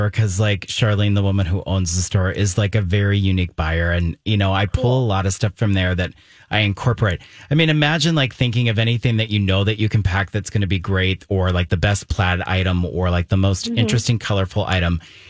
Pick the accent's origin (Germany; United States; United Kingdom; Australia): Germany; And, you know, I was raised in Germany, so I've been like all over Europe.